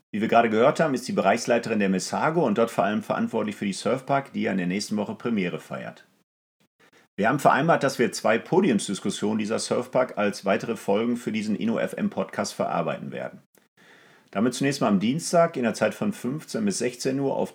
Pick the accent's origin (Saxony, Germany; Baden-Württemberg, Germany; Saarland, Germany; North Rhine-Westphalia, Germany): North Rhine-Westphalia, Germany; Essen; Also ich weiß zum Beispiel, in meiner Heimatstadt Essen hat die Essen Motorshow tatsächlich mit solchen neuen Themen gearbeitet